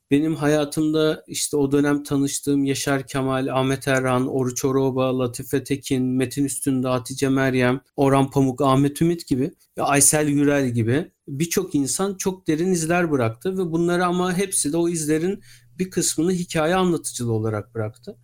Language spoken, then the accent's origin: Turkish; Istanbul, Turkey; 1980'de İstanbul'da doğdum